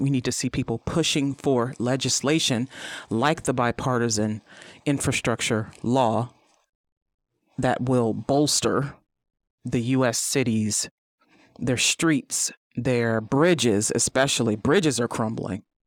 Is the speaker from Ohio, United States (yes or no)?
yes; East Cleveland, Ohio, United States; I grew up in East Cleveland